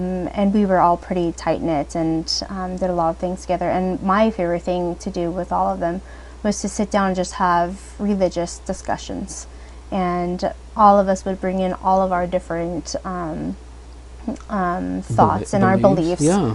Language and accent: English; Newberg, Oregon, United States; I grew up in Newburgh, Oregon